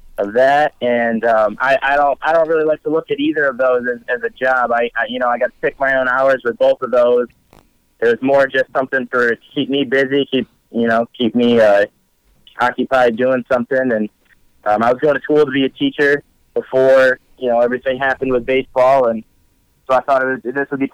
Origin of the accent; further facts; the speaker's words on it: New York, United States; I'm from New York